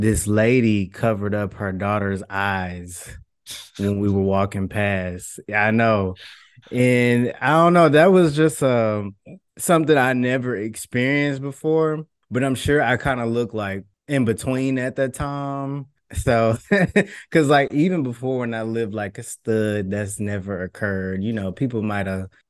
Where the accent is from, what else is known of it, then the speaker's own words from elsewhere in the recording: Houston, Texas, United States; I'm from Houston, a trans guy